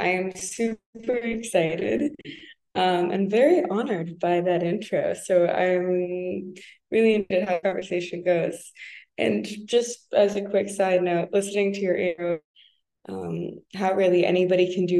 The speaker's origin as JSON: {"language": "English", "country": "United States", "lives_now": "France", "said": "I had the opportunity to, as an American in France, you're like, oh my God, I have to go everywhere. I'm in Europe."}